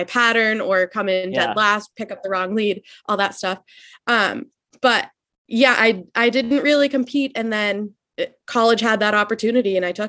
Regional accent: Methuen, Massachusetts, United States; So I grew up in Massachusetts. I've lived in Methuen, Mass, right on the New Hampshire border my whole life.

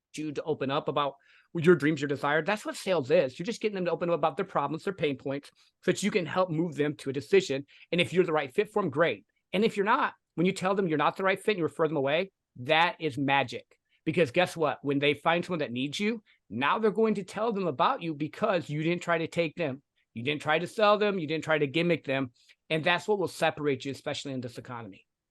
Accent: the Midwest, Michigan, United States; I grew up in the Midwest. I was working for a factory, uh, going to college, fell in love, got married to my sweetheart

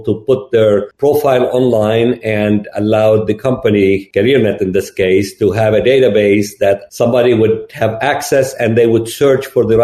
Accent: Lebanon; moved away as an adult; also born or lived in Gulf / Austin, Texas; I'm originally from Lebanon

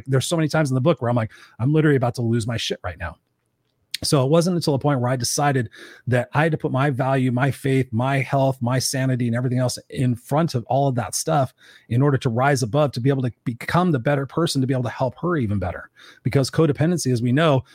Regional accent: Inglewood, California, United States; I grew up in Inglewood

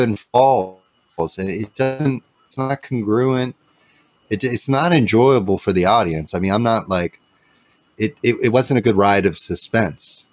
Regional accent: Santa Cruz, California, United States; I'm born in Santa Cruz

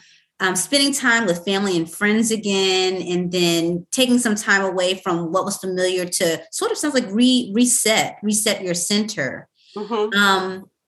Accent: the South, United States; I'm from the South.

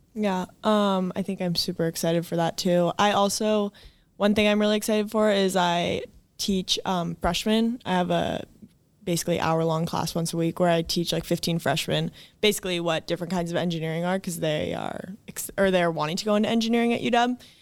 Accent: Edmonds, Washington, United States; I grew up in Edmonds

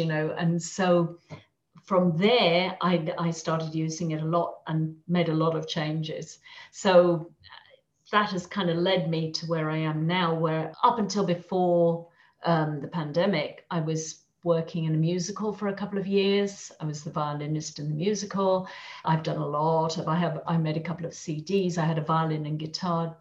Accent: England, United Kingdom; moved away as an adult; also born or lived in London; now in Madrid, Spain; I'm English, although I live in Madrid

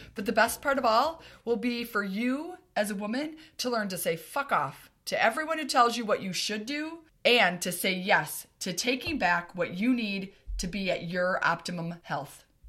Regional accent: Escanaba, Michigan, United States; I grew up in Escanaba, Michigan, which is above the bridge in the U P

